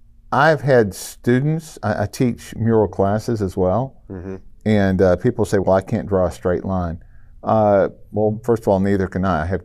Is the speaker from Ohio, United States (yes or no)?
no; Memphis, Tennessee, United States; I'm from Memphis.